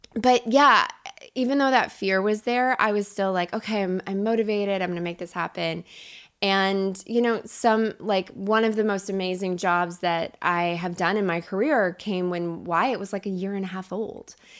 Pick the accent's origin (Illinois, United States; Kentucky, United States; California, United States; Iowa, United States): Kentucky, United States; moved away as an adult; also born or lived in Chicago; now in Los Angeles, United States; I grew up in Kentucky